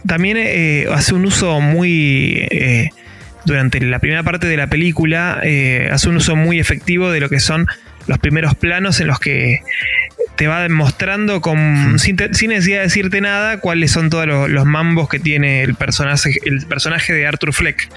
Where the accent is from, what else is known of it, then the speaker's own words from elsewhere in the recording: Mar del Plata, Buenos Aires Province, Argentina; provincia de Buenos Aires, en la costa